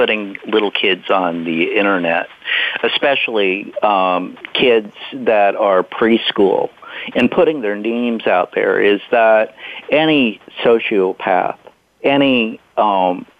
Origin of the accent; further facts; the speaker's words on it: the Bible Belt, United States; I grew up in the Bible Belt